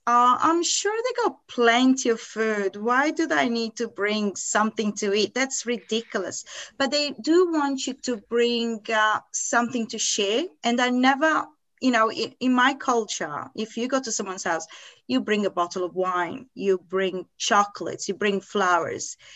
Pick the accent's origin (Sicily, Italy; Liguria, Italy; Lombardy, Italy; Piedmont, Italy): Liguria, Italy; Varazze; English is a second language; moved away as an adult; also born or lived in Lisbon, Portugal / United Kingdom; now in Perth, Australia; So I lived in Lisbon. We went to live in Varazze, which is in northern Italy, in Liguria, in the Little Arch region. And we lived there 7 years. We moved then inland, more inland in Italy.